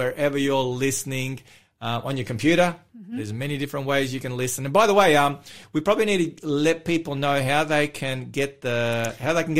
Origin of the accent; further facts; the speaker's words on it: Melbourne, Victoria, Australia; my hometown